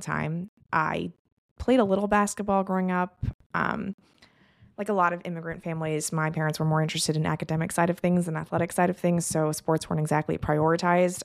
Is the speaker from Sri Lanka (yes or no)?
no; Los Angeles, California, United States; My parents moved to L A right around the time of the Showtime Lakers